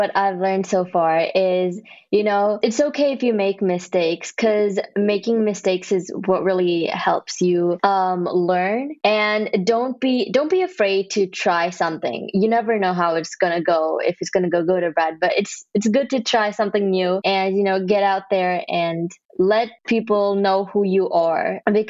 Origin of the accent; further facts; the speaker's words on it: Kerala, India; now in Texas, United States; I was born in India. Yeah. Then I moved to Texas in the US. Where in India? There's a place called Kerala